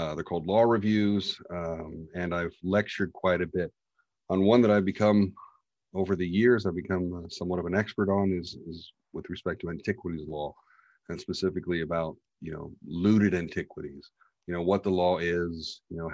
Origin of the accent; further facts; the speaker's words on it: United States; being the American cowboy litigator that I suppose I am